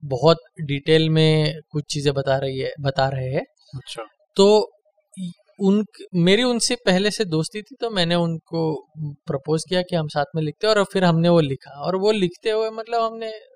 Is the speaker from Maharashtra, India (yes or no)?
yes; Maharashtra, India; मैं महाराष्ट्र से हूँ